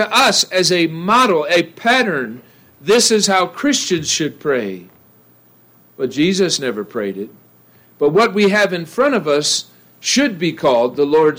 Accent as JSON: {"language": "English", "region": "Ohio", "country": "United States", "tie": "born or raised there", "moved": "yes", "lives_now": "Idaho, United States", "said": "I grew up in the Midwest. I grew up in Ohio"}